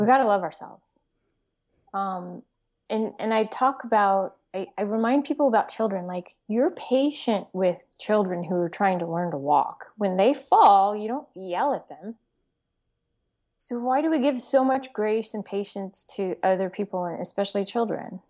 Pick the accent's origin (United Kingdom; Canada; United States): United States; Texas; I'm from Texas